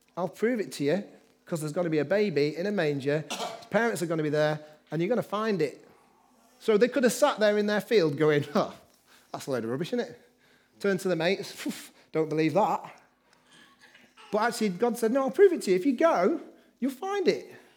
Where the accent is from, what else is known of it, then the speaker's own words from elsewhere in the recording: Manchester, North West England, United Kingdom; also born or lived in Liverpool; I grew up in Manchester